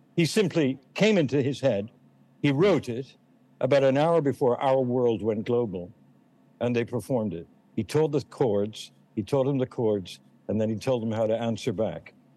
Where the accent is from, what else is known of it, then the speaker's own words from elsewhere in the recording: England, United Kingdom; moved away; also born or lived in Boston; I'm English